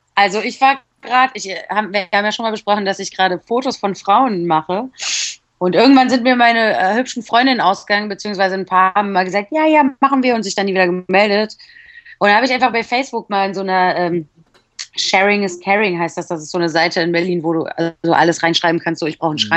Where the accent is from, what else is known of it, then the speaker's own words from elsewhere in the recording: Poland; ich Polin bin